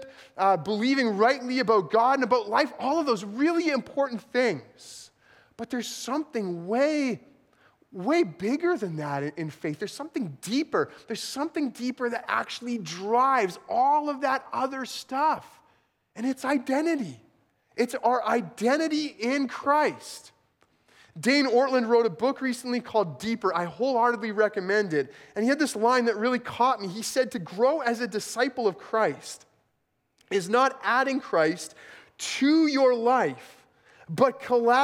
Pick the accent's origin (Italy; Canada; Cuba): Canada; rural southeastern Manitoba; also born or lived in El Paso, United States; less than a year after I was born, they moved back to southeastern Manitoba.